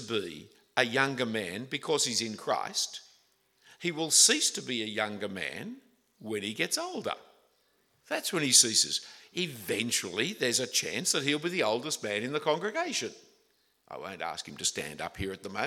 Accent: Australia

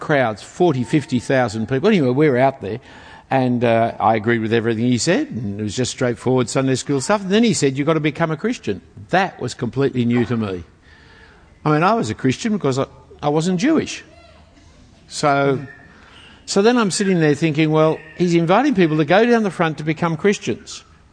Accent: Sydney, New South Wales, Australia; we grew up in Bondi Junction, Bellevue Hill part of town. I went to Bellevue Hill Public School

